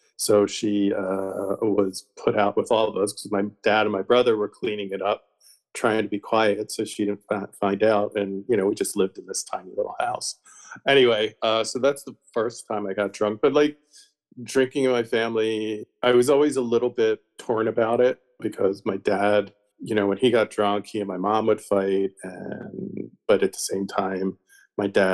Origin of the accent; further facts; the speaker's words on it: outside of Philadelphia, Pennsylvania, United States; I grew up actually outside of Philadelphia, the suburbs